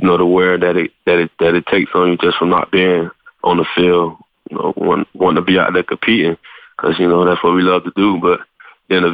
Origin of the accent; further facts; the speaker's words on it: Miami, Florida, United States; moved away as an adult; Back home, back in Miami